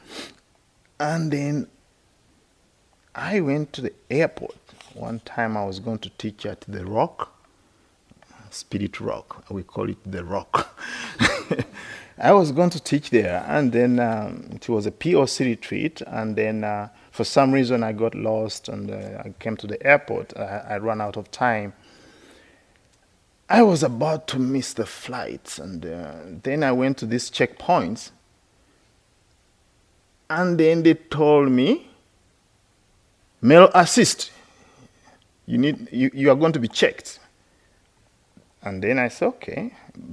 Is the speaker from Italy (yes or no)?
no; Uganda; moved away as an adult; also born or lived in India / West Virginia, United States; now in United States; I grew up in Uganda, so when you grew up in Uganda, you are all the same